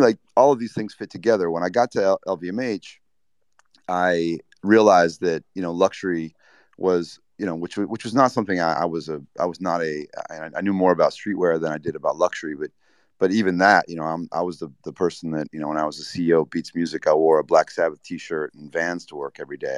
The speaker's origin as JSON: {"language": "English", "region": "Indiana", "country": "United States", "tie": "born or raised there", "said": "I grew up in Indiana skateboarding"}